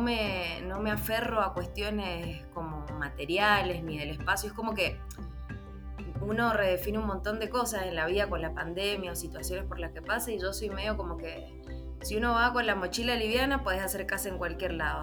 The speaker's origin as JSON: {"language": "Spanish", "country": "Argentina", "also_born_or_lived": "Chile", "moved": "yes"}